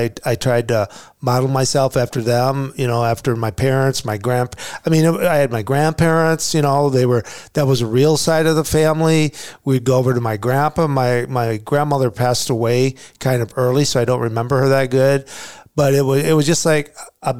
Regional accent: Beal City, Michigan, United States; From Beal City, born and raised

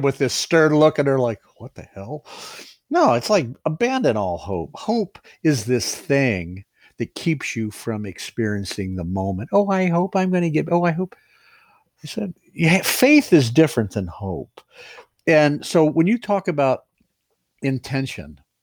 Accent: Ohio, United States; moved away as an adult; I'm from Ohio

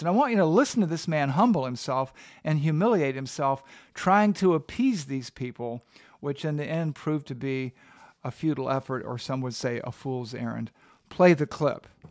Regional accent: the South, United States; I'm a Southerner

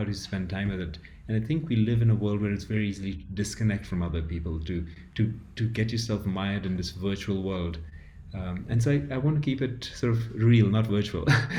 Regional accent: Ethiopia; I grew up in Ethiopia where it is a large village of a lot of people and you have your family, you've extended people.

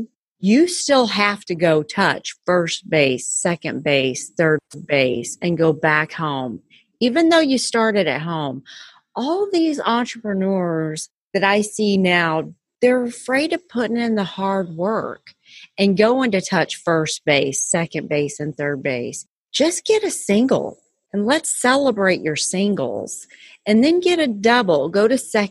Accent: Texas, United States; I'm still a Texan

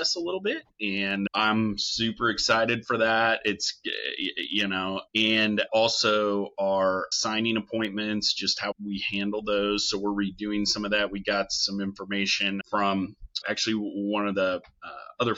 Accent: Springfield, Missouri, United States; my hometown of Springfield, Missouri. And I knew Jack Stack's daughters growing up

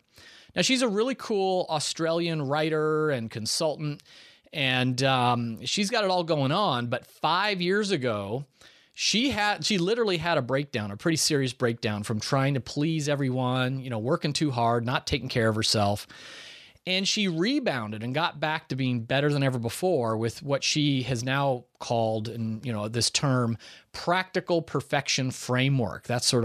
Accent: Ireland; So I spent time at Irish Kevin's Bar, which is a famous bar down there. One, because I'm Irish.

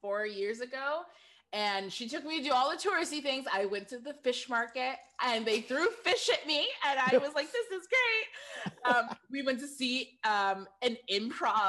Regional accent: Lansing, Michigan, United States; now in Los Angeles, United States; she settled on Lansing, Michigan, where I wasn't born there, but that's where I grew up

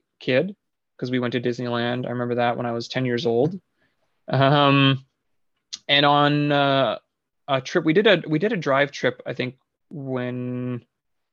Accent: Canada; we're Canadian

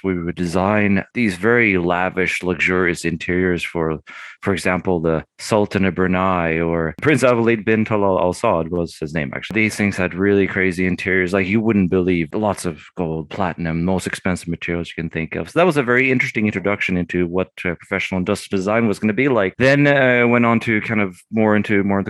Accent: England, United Kingdom; moved away as an adult; also born or lived in Sweden; now in Austin, United States; Originally, I'm from Sweden and lived there for the first 9 years of my life and then lived 14 years in England.

